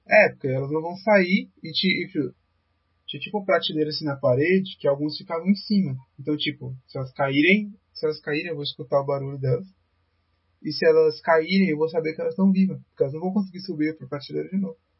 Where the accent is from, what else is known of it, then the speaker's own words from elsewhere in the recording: Fortaleza, Ceará, Brazil; Eu sou de, a gente é de Fortaleza